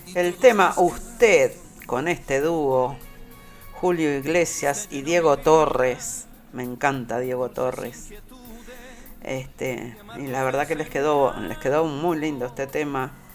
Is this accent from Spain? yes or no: no; Montevideo, Uruguay; also born or lived in Belvedere, Montevideo; Nací en Belvedere, pero bueno, después me crié ahí, en, en Pedro Celestino Bausá, dos cuadras del cementerio de la Teja para abajo